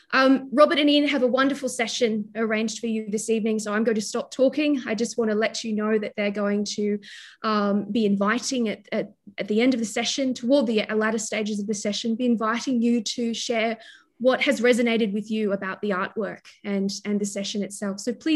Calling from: New South Wales, Australia; I'm joining you from Awabakal land, so I would like to pay my respects to the Pambalong clan of the Awabakal people

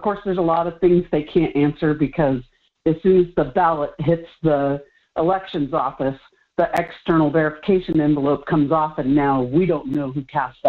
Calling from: Kenai, Alaska, United States; from Kenai.

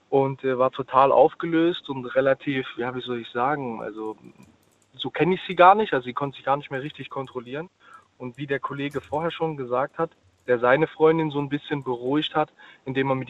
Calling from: Ludwigshafen, Rhineland-Palatinate, Germany; Ich bin aus Ludwigshafen.

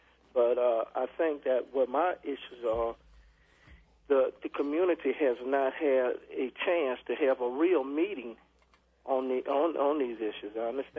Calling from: Louisiana, United States; Lower Ninth Ward.

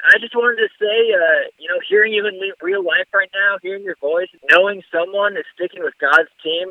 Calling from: Mesa, Arizona, United States; Calling from Mesa, Arizona, actually.

